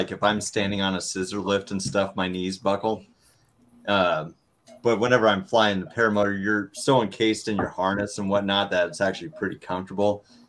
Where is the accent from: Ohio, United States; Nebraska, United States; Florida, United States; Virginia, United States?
Nebraska, United States; Omaha; So like, I came from Omaha, Nebraska. We had an ultralight field.